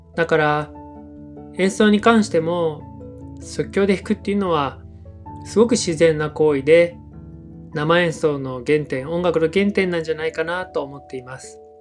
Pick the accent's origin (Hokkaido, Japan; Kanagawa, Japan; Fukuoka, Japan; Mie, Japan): Kanagawa, Japan; Yokohama; moved away as an adult; now in Sasebo, Japan; 僕の出身は神奈川県の横浜なんですけれども